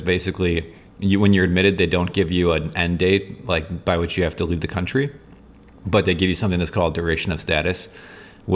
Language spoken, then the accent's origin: English; United States; I'm American